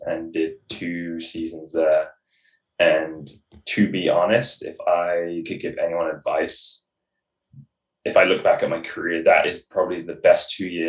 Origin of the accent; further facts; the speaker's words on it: England, United Kingdom; now in British Columbia, Canada; I'm originally from England